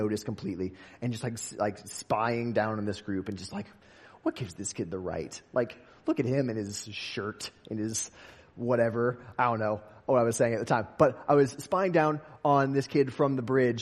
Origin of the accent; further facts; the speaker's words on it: West Des Moines, Iowa, United States; I grew up in West Des Moines, Iowa